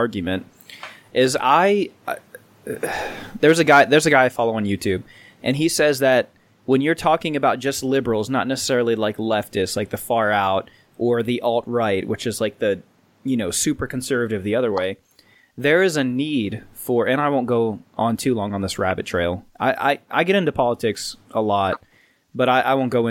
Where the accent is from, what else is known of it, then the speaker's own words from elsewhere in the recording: Indiana, United States; We're from Indiana